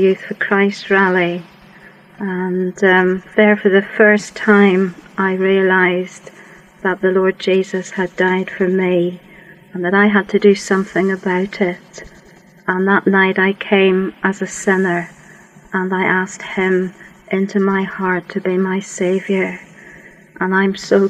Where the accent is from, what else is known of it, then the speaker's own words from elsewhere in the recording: Worcestershire, West Midlands, United Kingdom; also born or lived in Yorkshire; I grew up in Worcestershire.